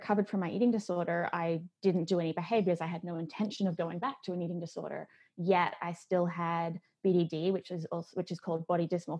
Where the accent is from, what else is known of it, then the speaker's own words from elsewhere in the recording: Australia; moved away; I grew up in Australia